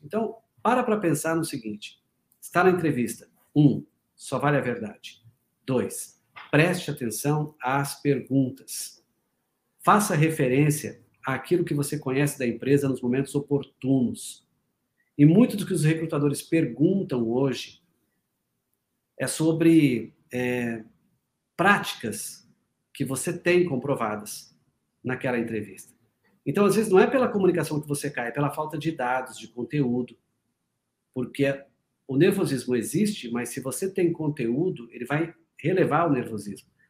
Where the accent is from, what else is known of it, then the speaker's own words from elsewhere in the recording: Paraná, Brazil; eu sou paranaense, mas trabalho muito em São Paulo